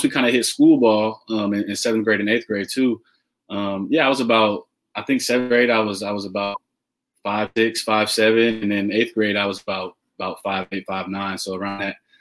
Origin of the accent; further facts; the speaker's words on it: La Porte, Texas, United States; I'm from La Porte, Texas, pretty much born and raised.